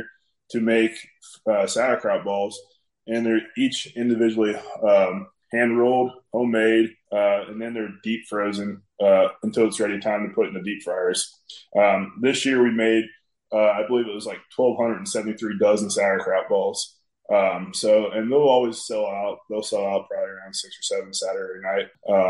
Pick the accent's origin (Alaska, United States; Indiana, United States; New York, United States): Indiana, United States; Oldenburg; now in Batesville, United States; I grew up in Oldenburg. I live in Batesville now